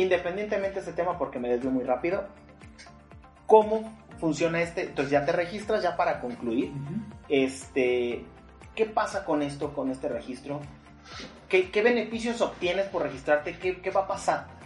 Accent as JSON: {"language": "Spanish", "country": "Mexico", "said": "vivimos como mexicanos"}